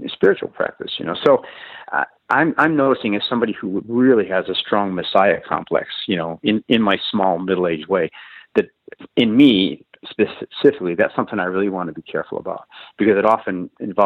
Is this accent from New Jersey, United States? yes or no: no; Chicago, Illinois, United States; I was raised in Chicago on the South Side